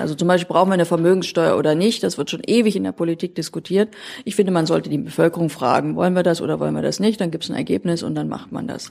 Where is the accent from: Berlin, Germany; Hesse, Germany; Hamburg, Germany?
Berlin, Germany; moved away as an adult; also born or lived in Thuringia; now in Saarland, Germany; geboren bin ich in Thüringen und habe dann allerdings mein Leben eigentlich in Berlin überwiegend verbracht. Und heute wohne ich im Saarland